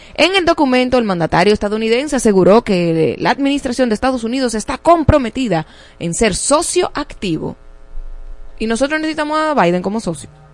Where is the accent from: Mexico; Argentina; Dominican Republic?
Dominican Republic